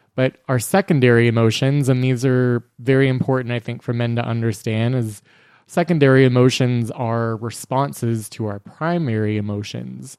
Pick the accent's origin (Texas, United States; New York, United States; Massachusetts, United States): Texas, United States; we are three men who were born and raised in Texas